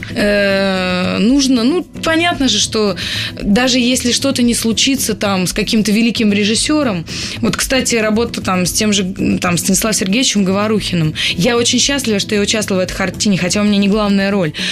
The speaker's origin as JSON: {"language": "Russian", "town": "Pskov", "region": "Pskov Oblast", "country": "Russia", "said": "я же из Пскова"}